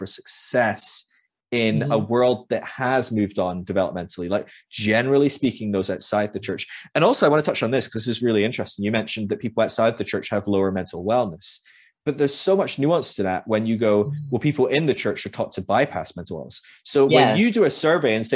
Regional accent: Scotland, United Kingdom; moved away; I'm Scottish

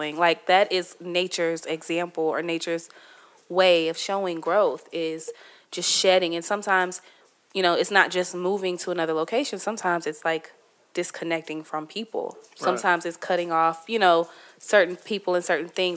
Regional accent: Bloomington, Illinois, United States; moved away as an adult; my hometown is a beautiful place

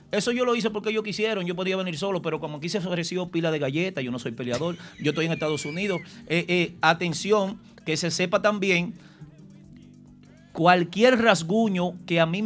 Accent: Dominican Republic; now in New York, United States; yo como dominicano, de lograr eh, colocarme dentro de, los comunicadores que representen la ciudad de Nueva York

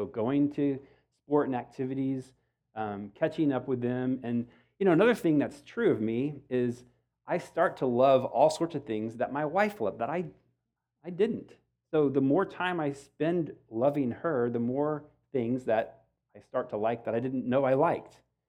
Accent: Texas, United States; I grew up in Texas. I've been here my whole time, well, a brief stint in Ohio

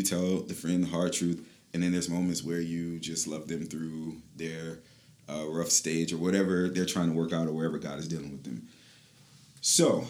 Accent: Michigan, United States; moved away as an adult; now in Florida, United States; I'm from Michigan, and so I've been in Florida for about 10 years

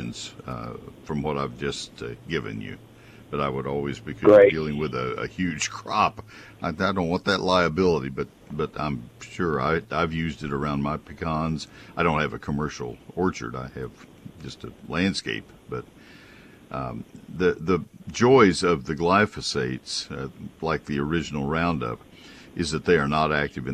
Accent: Bryan-College Station, Texas, United States; also born or lived in San Antonio, Texas; My hometown of Bryan College Station

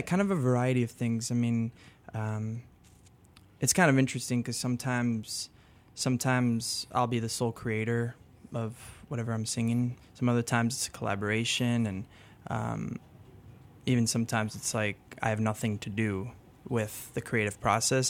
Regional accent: Chicago, Illinois, United States; first language French; English is a second language; also born or lived in France; I grew up in Lincoln Park

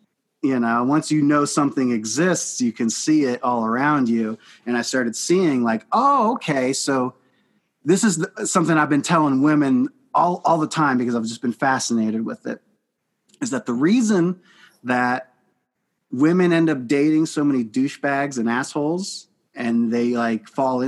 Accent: Iowa, United States; moved away; I'm from Iowa

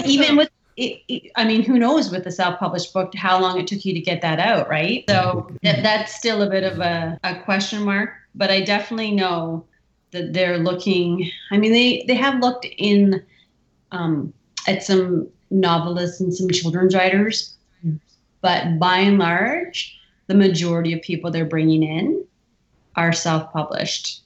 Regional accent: Windsor, Ontario, Canada; we're so close to Detroit and you get that sort of duality of of hmm. being exposed to everything American, but but having uh, I would say the benefits of being Canadian

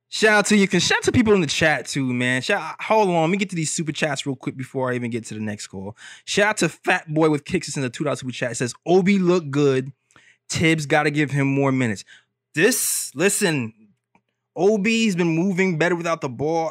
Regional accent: New York City, New York, United States; we from Brooklyn over here.

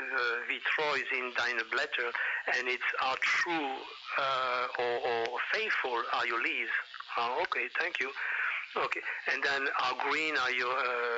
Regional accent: France; now in United States; I am an American citizen right. and also French citizen. I've been here longer actually than anywhere else in the world, or even longer than in France.

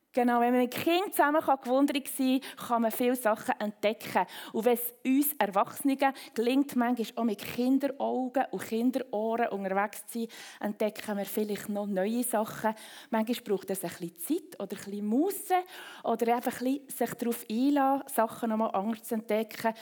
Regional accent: Bern, Switzerland; now in Rapperswil, Switzerland; komme ich aus dem Kanton Bern, bin zu Frau Brunnen aufgewachsen

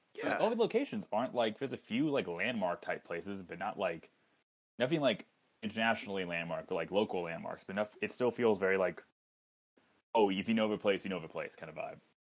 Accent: Long Beach, California, United States; also born or lived in Atlanta, Georgia; I'm from Long Beach originally. I was born here.

